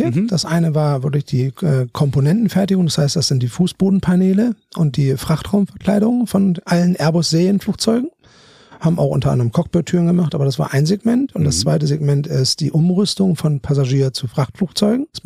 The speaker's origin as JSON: {"language": "German", "region": "Bremen", "country": "Germany", "lives_now": "Hamburg, Germany", "said": "komme aus Bremen, habe in Münster studiert, bin klassischer BWLer"}